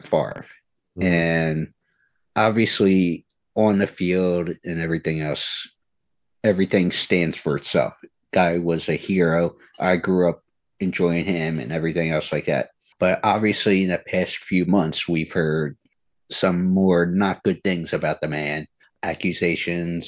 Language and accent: English; New Jersey, United States; I'm from South Jersey